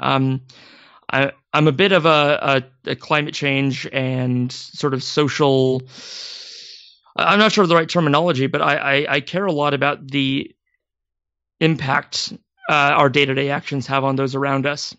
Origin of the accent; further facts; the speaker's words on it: Maple Valley, Washington, United States; I grew up in Washington State, um, ab-, about as far away from Seattle in a small community called Maple Valley